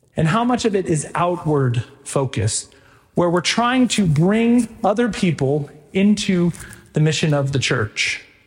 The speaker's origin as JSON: {"language": "English", "region": "Texas", "country": "United States", "moved": "yes", "lives_now": "Stillwater, Oklahoma, United States", "said": "I came from Texas"}